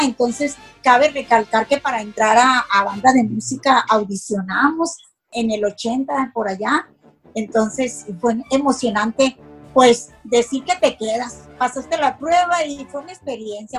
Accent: Hermosillo, Sonora, Mexico; soy originaria de Hermosillo

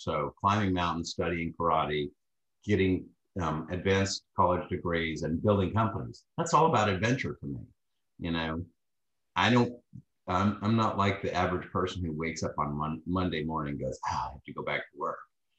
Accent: Texas, United States; from Texas.

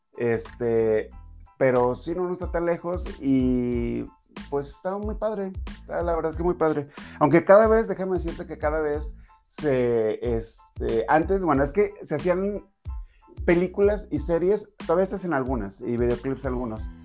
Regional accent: Durango, Mexico; soy de Durango.

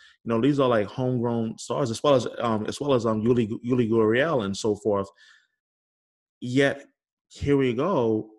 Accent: New York City, New York, United States; also born or lived in Manhattan; I'm from New York City originally. I'm born and raised, and I'm like born in Manhattan, raised in Brooklyn.

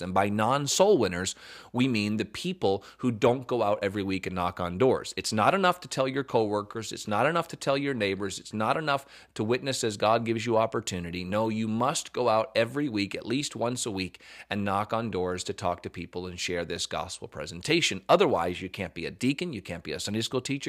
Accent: the South, United States

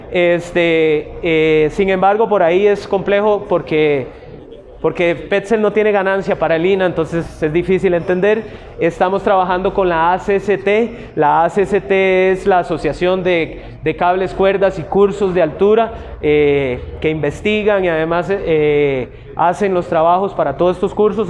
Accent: Costa Rica; como tico

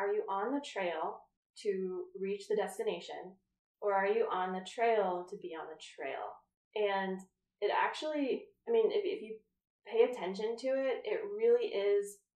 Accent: Colorado, United States; I'm from Colorado

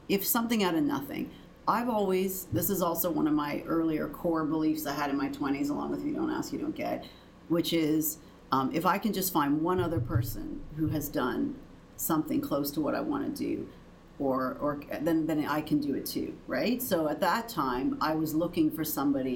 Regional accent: Canada; I'm Canadian

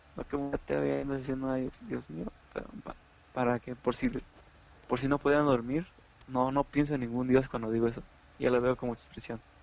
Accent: Mexico; como jóvenes, como mexicanos, como humanos

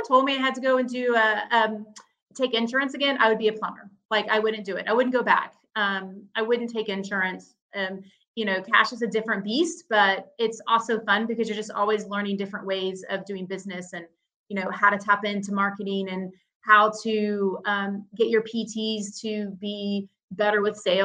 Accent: Dallas, Texas, United States; I'm from Dallas

